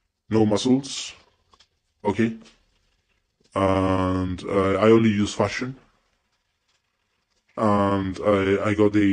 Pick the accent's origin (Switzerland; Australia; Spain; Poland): Spain; accent: mix between Spanish and American accent; English is a second language; But I speak Spanish. Soy español. In other words, I'm not white because I'm from Spain, Europe.